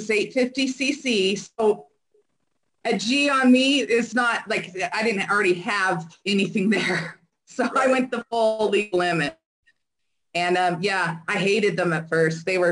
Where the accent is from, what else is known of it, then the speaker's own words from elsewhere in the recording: San Diego, California, United States; I grew up in San Diego